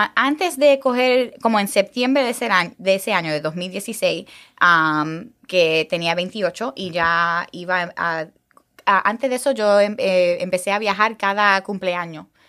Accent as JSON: {"language": "Spanish", "country": "United States", "said": "nosotros son muy diferentes como americanos"}